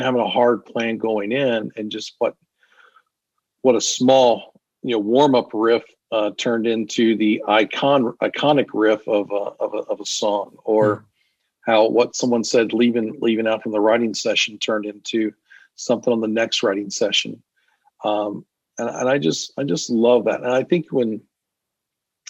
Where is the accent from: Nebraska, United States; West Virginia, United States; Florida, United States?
West Virginia, United States; now in Nashville, United States; I'm a guy from West Virginia